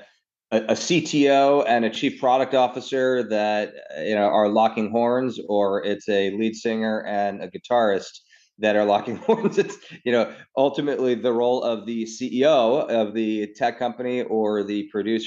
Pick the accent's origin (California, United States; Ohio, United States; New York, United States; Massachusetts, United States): New York, United States; New York City; I grew up in New York, actually Upper East Side until I was 12.